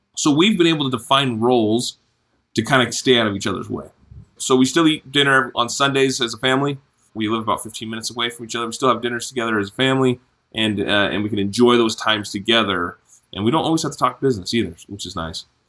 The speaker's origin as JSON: {"language": "English", "town": "Vancouver", "region": "Washington", "country": "United States", "tie": "born or raised there", "moved": "as an adult", "lives_now": "Logan, United States", "said": "I grew up mainly in Vancouver, Washington"}